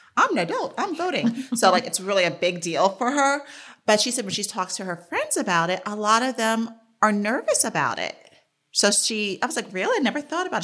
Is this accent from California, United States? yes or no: no; New York City, New York, United States; I grew up in New York City